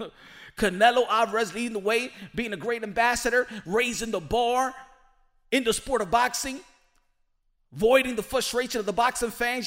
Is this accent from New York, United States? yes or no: yes; New York, United States; I'm from New York